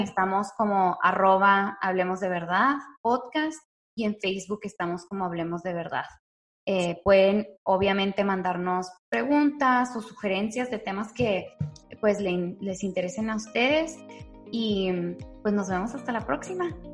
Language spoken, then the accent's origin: Spanish; Chihuahua, Mexico; moved away as an adult; also born or lived in Delicias, Chihuahua, Mexico; now in Dallas, United States; nací en la ciudad de, Delicias, pero crecí en la ciudad de Chihuahua. Y viví ahí hasta los 18 años.